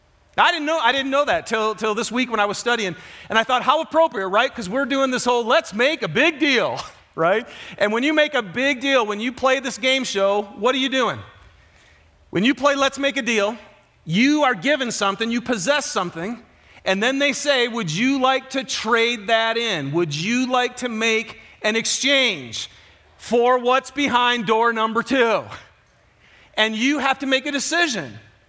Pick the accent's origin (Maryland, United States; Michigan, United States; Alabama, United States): Michigan, United States; So for those of you who don't know me, I'm from Michigan, huge football fan